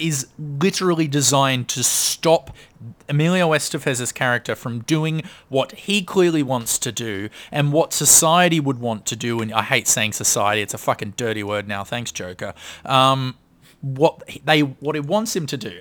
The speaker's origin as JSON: {"language": "English", "country": "Australia", "said": "we're Australian. We don't really have a large Jewish com-, community, so I've only met a couple in my life."}